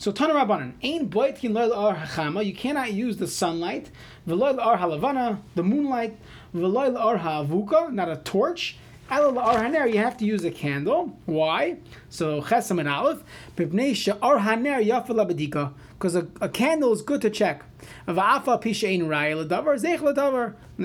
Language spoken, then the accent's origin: English; New York City, New York, United States; now in St. Louis Park, United States; I grew up in Brooklyn